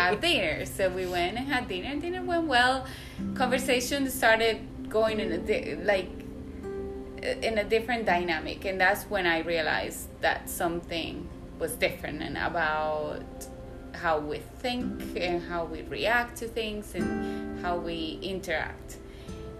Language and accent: English; Medellín, Antioquia, Colombia; moved away; Colombia, where I am originally from. I am from Medellin